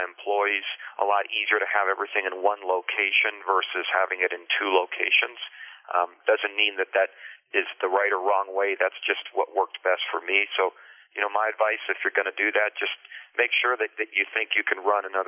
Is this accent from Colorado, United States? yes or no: yes; Boulder, Colorado, United States; first language Spanish; English is a second language; we moved to Boulder, Colorado, when I was approximately 7 years old and didn't know hardly any English at all